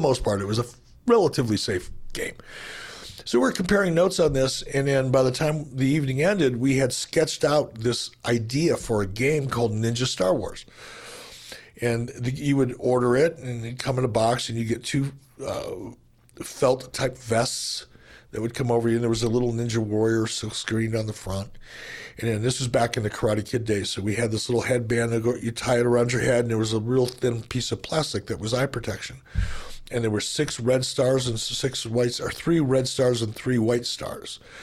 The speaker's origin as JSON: {"language": "English", "town": "Detroit", "region": "Michigan", "country": "United States", "tie": "born or raised there", "said": "I grew up in Detroit"}